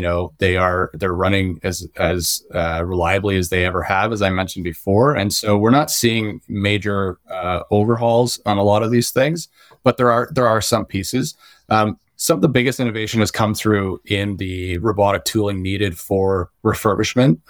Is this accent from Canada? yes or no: yes; Ontario, Canada; myself growing up in Ontario, I, I was a kid with asthma